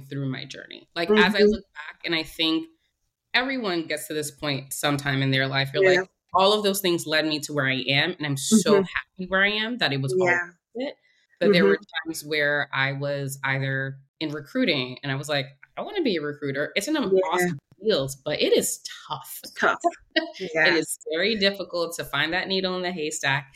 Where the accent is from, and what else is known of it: New York City, New York, United States; born or raised there; moved away as an adult; also born or lived in Philadelphia